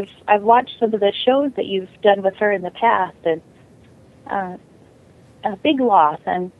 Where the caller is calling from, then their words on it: Las Vegas, Nevada, United States; I'm calling from Las Vegas.